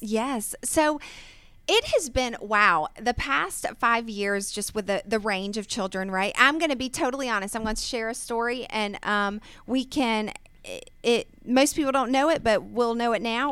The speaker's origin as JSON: {"language": "English", "town": "Snellville", "region": "Georgia", "country": "United States", "tie": "born or raised there", "said": "I was born and raised here in Georgia, um, and I grew up in Snellville"}